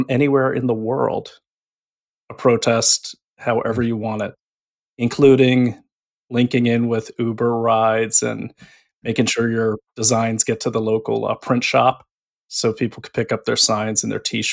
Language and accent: English; New England, United States; I'm from New England